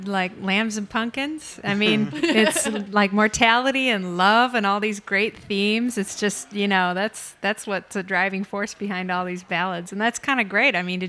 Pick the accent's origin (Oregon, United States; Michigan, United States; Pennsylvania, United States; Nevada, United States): Michigan, United States; now in Chicago, United States; I'm from Michigan, so the Wheatland Traditional Music Festival was always a part of my childhood and growing up